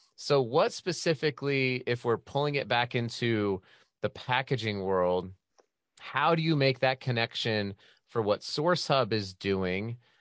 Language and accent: English; Utah, United States; my home state of Utah